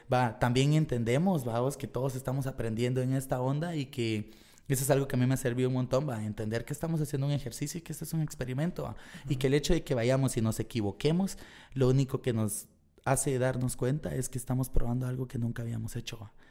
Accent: Guatemala; nosotros salimos de Guateca

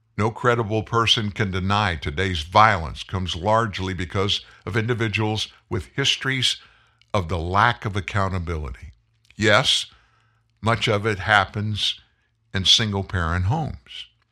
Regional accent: Lafayette, Louisiana, United States; moved away; also born or lived in South Texas; when I was a kid, I lived in South Louisiana, Lafayette

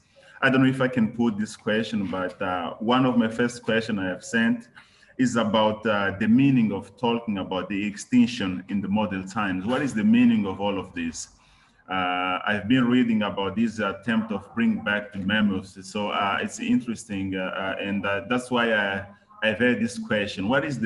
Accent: Mozambique; I'm from Mozambique.

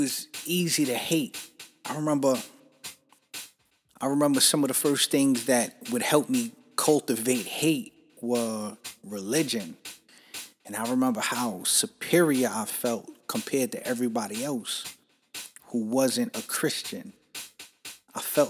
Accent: New York City, New York, United States; growing up in New York City and you're Puerto Rican

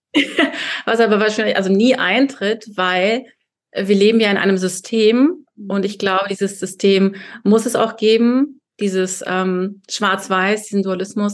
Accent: Kazakhstan; now in Berlin, Germany; ich bin in Kasachstan geboren, als Deutsche

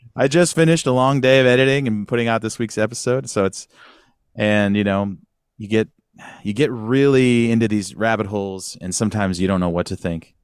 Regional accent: Sacramento, California, United States; also born or lived in San Luis Obispo; I grew up in Northern California, Sacramento area.

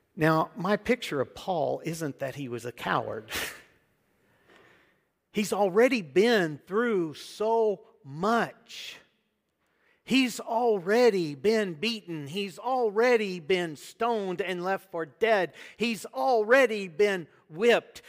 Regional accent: United States; now in Debrecen, Hungary; I am an American

